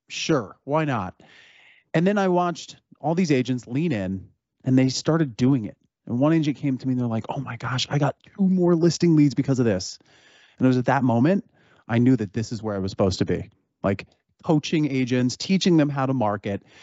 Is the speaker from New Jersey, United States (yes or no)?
yes; Cherry Hill, New Jersey, United States; I'm from Cherry Hill, New Jersey